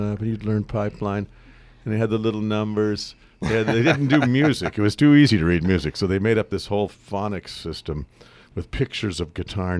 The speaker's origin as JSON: {"language": "English", "town": "Fullerton", "region": "California", "country": "United States", "tie": "born or raised there", "also_born_or_lived": "Pasadena, California", "moved": "yes", "lives_now": "Napa, United States", "said": "I was a kid in Southern California."}